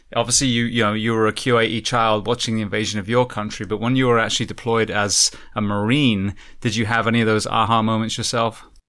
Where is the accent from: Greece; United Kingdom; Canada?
United Kingdom; England; now in United States; I'm, I'm originally from England